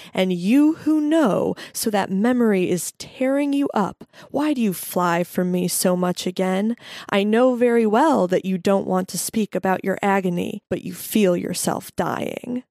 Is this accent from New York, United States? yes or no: no; Santa Fe, New Mexico, United States; I grew up in Santa Fe, New Mexico